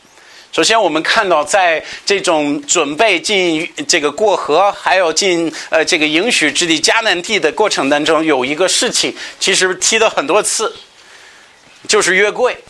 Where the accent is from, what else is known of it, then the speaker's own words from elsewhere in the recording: United States; 我记得我们老家密西离密西西比湖很近，也是每年到这时到一个期间，它它这个水会出来